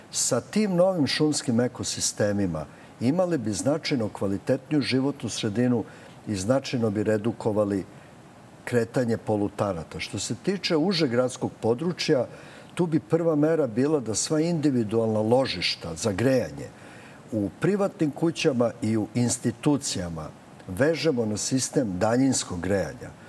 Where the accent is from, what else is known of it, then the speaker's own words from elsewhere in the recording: Belgrade, Serbia; Ja sam odrastao na Ceraku, to je predgrađe Beograda.